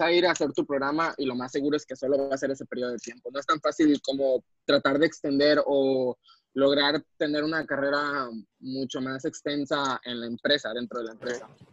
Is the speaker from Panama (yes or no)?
no; Mexico; como mexicano